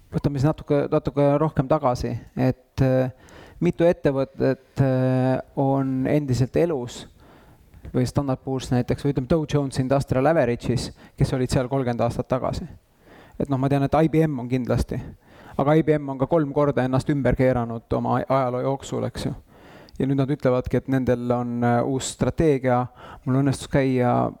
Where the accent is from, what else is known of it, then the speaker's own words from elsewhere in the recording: Tallinn, Harju County, Estonia; mina käisin Lasnamäel saja viiekümne kolmandas lastepäeva kodus